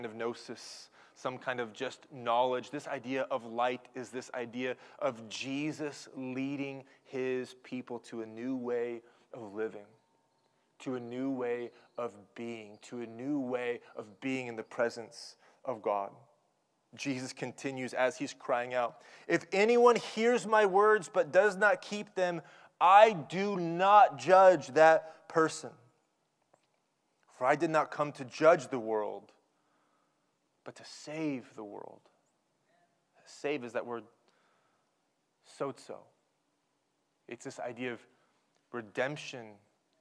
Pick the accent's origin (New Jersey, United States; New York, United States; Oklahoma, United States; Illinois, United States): Oklahoma, United States; growing up in Oklahoma, I have a bedroom upstairs, and it's surrounded by trees